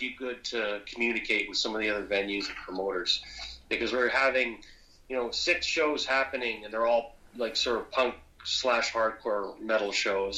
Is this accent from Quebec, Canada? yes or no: no; Alberta, Canada; I'm from Alberta